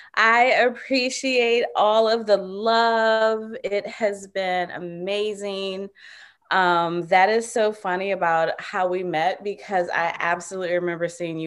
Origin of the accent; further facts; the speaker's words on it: Virginia, United States; So I am from Virginia originally. And the part of Virginia I grew up in is really country. there weren't many Black people outside of my family in the little area that I grew up in.